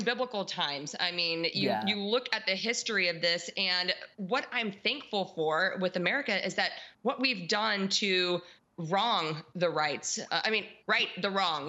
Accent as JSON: {"language": "English", "country": "United States", "said": "As a believer and as American"}